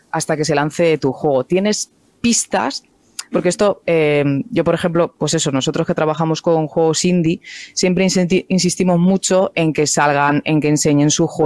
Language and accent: Spanish; Cádiz, Andalusia, Spain; born there; eh, lo digo algunas veces, que ya parece que no, eh, bueno, que no tengo nada de acento, pero yo nací en Cádiz, eh, se me ha ido todo ya